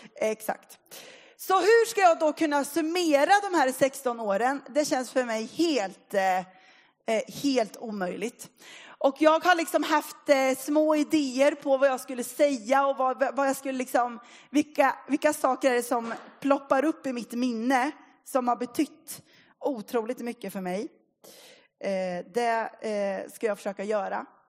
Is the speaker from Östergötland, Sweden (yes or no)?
yes; Linköping, Östergötland, Sweden; moved away as an adult; now in Motala, Sweden; Jag är uppvuxen i Linköping